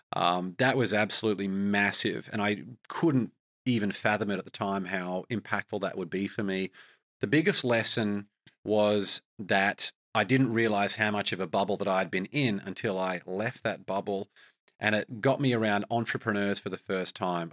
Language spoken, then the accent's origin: English; Australia; as an Australian